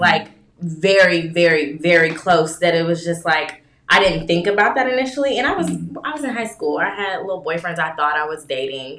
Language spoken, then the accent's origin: English; Kentucky, United States; I'm from Kentucky